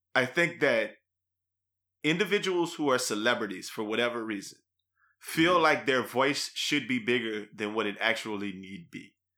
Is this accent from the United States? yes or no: yes; New Iberia, Louisiana, United States; we grew up in New Iberia where it's like uh, 50 50 black Catholics to black Baptists